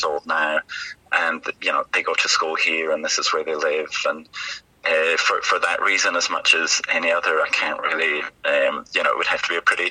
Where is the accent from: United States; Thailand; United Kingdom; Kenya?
United Kingdom; Aberdeen, Scotland; moved away as an adult; now in Melbourne, Australia; I'm from Aberdeen City, which, as you said, is pretty far north.